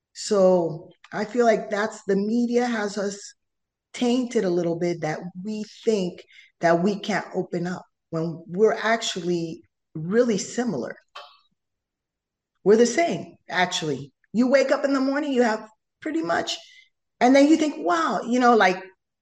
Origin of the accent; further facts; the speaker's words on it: Panama; first language Spanish; English is a second language; I come from Panama